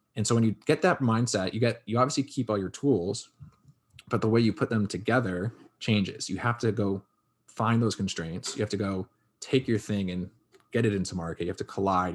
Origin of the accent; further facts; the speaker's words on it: Connecticut, United States; Born and raised in Connecticut